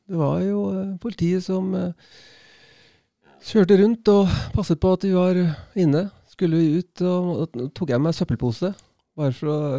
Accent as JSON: {"language": "Norwegian", "town": "Bærum", "region": "Akershus", "country": "Norway", "tie": "born or raised there", "also_born_or_lived": "Oslo", "moved": "as an adult", "lives_now": "Spain", "said": "Jeg ble oppvokst i, på, i Bærum, eh, på Nadderud."}